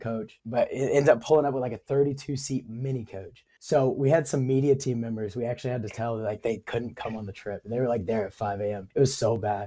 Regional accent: Huntsville, Alabama, United States; I'm actually from Alabama. I'm from Huntsville. Grew up playing in our youth program

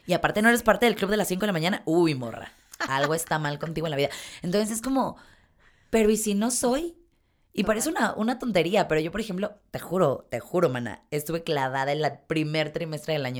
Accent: Mexico; como mexicana que soy

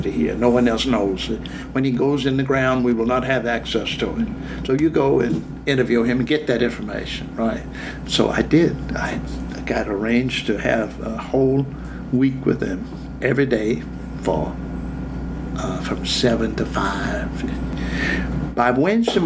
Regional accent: Yancey Mills, Virginia, United States; also born or lived in Charlottesville, Virginia; I was born in Charlottesville and grew up in a little town called Yancey Mills, west of Charlottesville, 12 miles

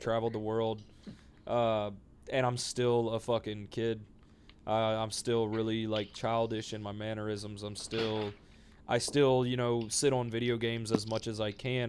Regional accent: Ethel, Louisiana, United States; I was born in Ethel, Louisiana, middle of nowhere, miles from fucking anybody or anything big

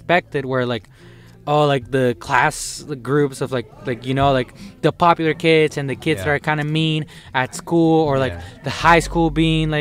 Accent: Venezuela; moved away; I was actually born in Venezuela, Venezuela.

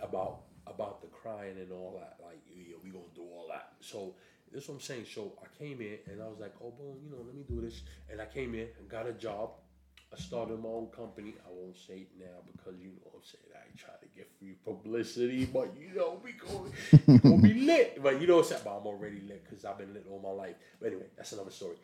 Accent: New York City, New York, United States; moved away as an adult; now in England; I'm a New Yorker. I'm from, you know, Brooklyn, Flatbush

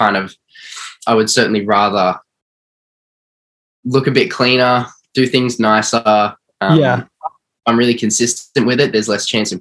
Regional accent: Melbourne, Victoria, Australia; I'm from Melbourne, Australia. I'm from northeast side

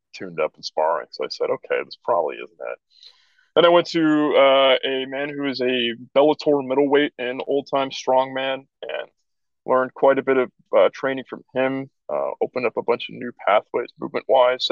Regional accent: San Francisco Bay Area, California, United States; I was from the San Francisco Bay Area

